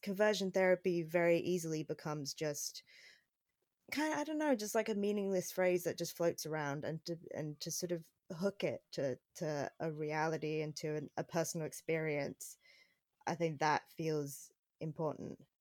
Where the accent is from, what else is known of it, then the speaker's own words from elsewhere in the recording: Phoenix, Arizona, United States; near Phoenix, where I grew up